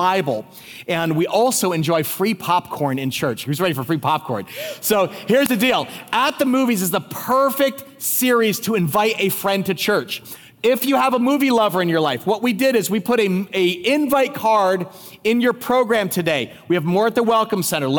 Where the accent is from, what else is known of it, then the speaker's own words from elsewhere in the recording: New Jersey, United States; we're both from New Jersey